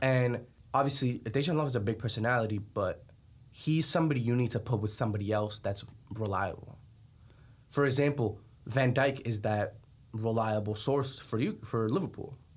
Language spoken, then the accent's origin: English; Colombia; moved away; I'm from Colombia